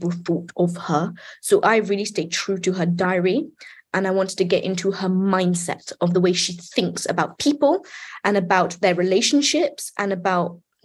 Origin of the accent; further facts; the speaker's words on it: United Kingdom; I'm British